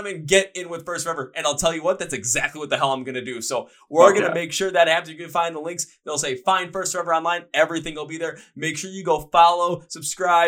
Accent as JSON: {"language": "English", "town": "Milwaukee", "region": "Wisconsin", "country": "United States", "said": "I'm from Milwaukee. I'm from where beer lives"}